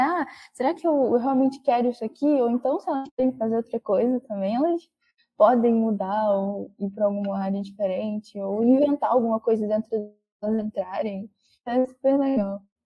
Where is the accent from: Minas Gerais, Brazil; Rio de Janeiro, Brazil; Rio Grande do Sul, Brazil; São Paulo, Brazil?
Rio de Janeiro, Brazil; Baixada Fluminense; Eu vim, sou da Baixada Fluminense